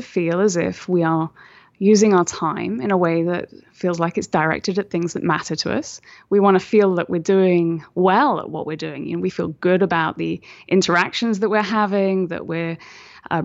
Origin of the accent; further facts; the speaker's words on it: United Kingdom; obviously I'm British, so, you know, we don't say things like that.